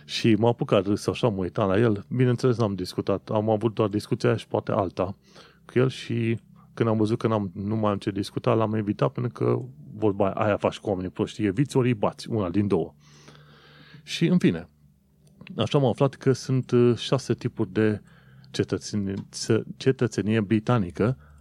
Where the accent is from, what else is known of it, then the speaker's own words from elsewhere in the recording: Romania; now in United Kingdom; eu, ca român, să nu aplic pentru viză